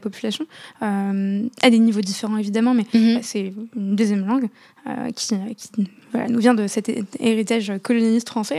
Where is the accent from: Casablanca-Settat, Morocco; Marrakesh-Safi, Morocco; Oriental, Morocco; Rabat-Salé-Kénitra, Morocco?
Casablanca-Settat, Morocco; Casablanca; J'ai grandi à, à Casa, euh, juste en face du, stade de Mohamed V